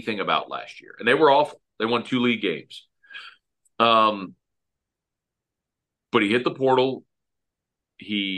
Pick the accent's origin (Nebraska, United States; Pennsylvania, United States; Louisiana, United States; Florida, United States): Louisiana, United States; Baton Rouge; I'm a guy growing up in Baton Rouge